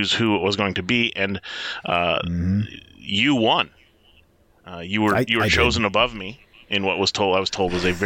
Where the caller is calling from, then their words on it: Detroit, Michigan, United States; calling in from Metro Detroit